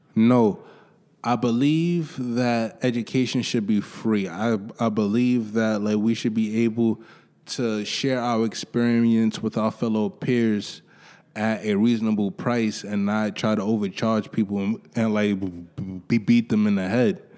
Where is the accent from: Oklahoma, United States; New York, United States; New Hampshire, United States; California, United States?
New York, United States; New York City; I grew up in Harlem, went to high school